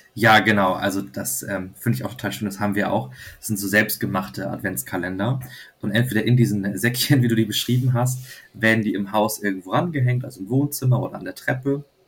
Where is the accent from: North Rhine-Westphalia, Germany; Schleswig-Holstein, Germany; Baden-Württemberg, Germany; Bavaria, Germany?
Schleswig-Holstein, Germany; Flensburg; ich komme halt aus Flensburg und äh, wohne also direkt an der dänischen Grenze